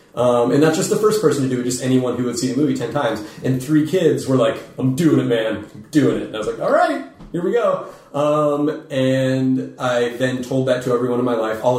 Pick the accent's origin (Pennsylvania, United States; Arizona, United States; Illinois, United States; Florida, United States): Arizona, United States; Phoenix; We were in Phoenix, my hometown